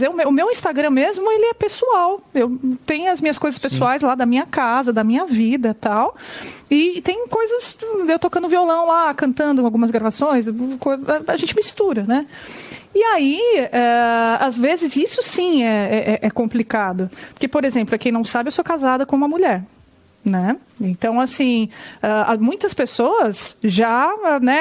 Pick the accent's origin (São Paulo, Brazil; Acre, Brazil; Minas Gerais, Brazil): São Paulo, Brazil; São Bernardo do Campo; eu sou do ABC Paulista, né, eu sou de São Bernardo.